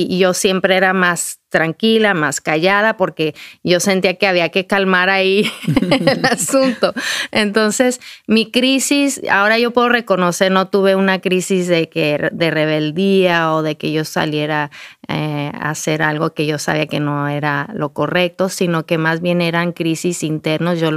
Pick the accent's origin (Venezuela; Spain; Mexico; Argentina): Mexico; Durango; yo nací, mi hermana y yo, mi hermana gemela y yo nacimos en Durango, México. Crecimos ahí